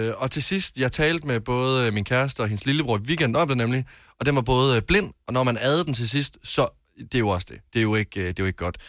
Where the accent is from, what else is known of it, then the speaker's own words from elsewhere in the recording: Varde, Southern Denmark, Denmark; nu kommer jeg jo fra Jylland af, fra Varde